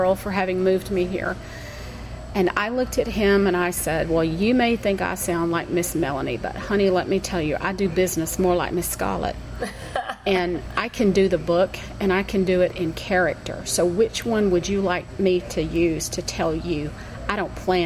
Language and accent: English; Columbus, Georgia, United States; also born or lived in Houston, Texas / Atlanta, Georgia; I'm originally from Columbus, Georgia